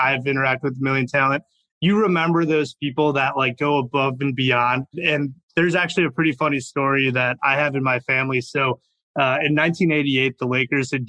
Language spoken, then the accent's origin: English; Chicago, Illinois, United States; I grew up in Chicago